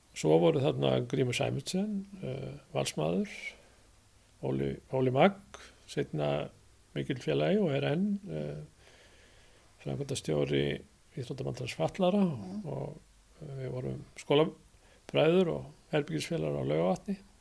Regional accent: Hafnarfjörður, Capital Region, Iceland; þar sem ég ólst upp á 36 þar sá ég upp á Kallera völl mm. það var eini knastmyndu völlun á sínum tíma í efnafjörði

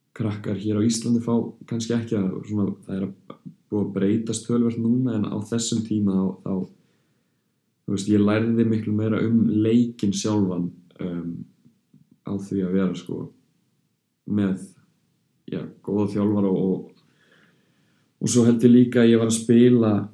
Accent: Belgium; moved away; ég ólst náttúrulega upp hjá toppklubbi í Belgíu

